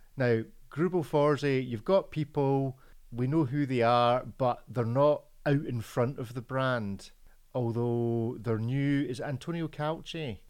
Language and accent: English; Scotland, United Kingdom; I'm Scottish